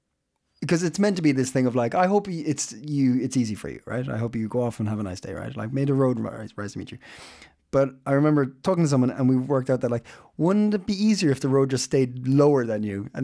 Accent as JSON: {"language": "English", "country": "Ireland", "said": "because, you know, I'm Irish and I don't know my own sayings."}